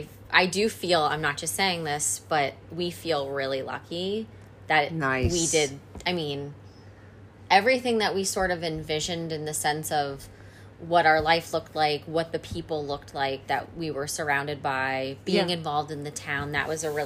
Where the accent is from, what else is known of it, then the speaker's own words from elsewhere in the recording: Scranton, Pennsylvania, United States; moved away as an adult; also born or lived in Philadelphia; We moved back to my hometown. Okay. So Wilkes-Barre-Scranton area.